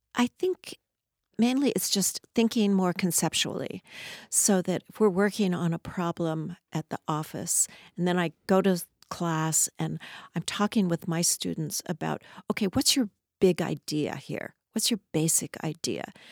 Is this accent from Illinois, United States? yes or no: no; Southern California, United States; also born or lived in Los Angeles; now in Seattle, United States; I was actually, uh, born in, around Los Angeles and grew up in Southern California.